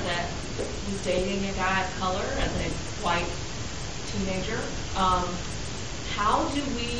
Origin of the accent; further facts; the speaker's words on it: the South, United States; I grew up in the South.